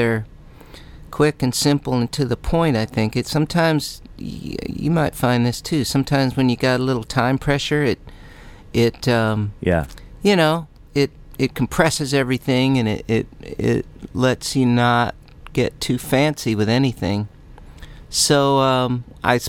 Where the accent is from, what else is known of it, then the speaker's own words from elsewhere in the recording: Midwest, United States; I grew up in the Midwest, and that was cold this time of year.